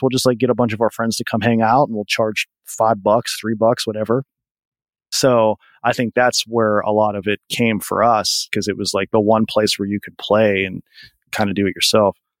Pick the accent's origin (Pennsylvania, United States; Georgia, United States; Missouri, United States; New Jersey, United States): Pennsylvania, United States; I grew up pretty much 30 minutes from where I live now, which is about 40 minutes from Pittsburgh